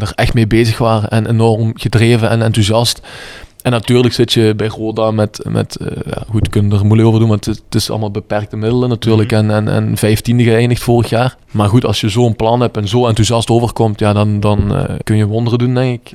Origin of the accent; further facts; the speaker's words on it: Bree, Flanders, Belgium; ik ben in Bree geboren